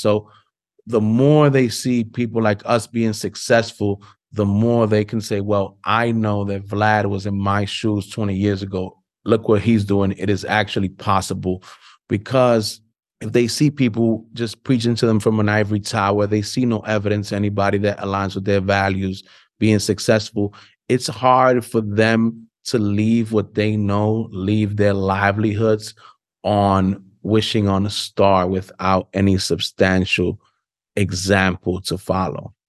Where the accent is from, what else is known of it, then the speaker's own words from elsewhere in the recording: New York City, New York, United States; I'm born and raised in Harlem